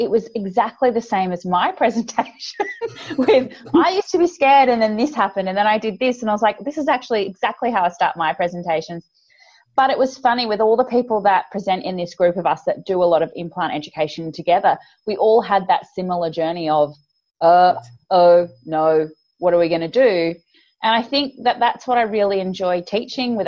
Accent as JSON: {"language": "English", "country": "Australia", "accent": "Australian", "said": "I'm from Australia for the listeners out there, as you can probably tell from my accent, which is a little bit grating for some people, the Australian accent"}